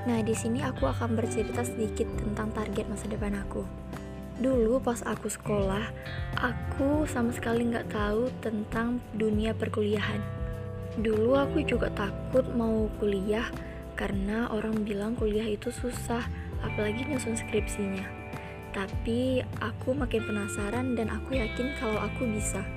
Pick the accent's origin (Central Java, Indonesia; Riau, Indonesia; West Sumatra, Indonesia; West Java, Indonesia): Riau, Indonesia; Pekanbaru; Aku berasal dari kota Pekanbaru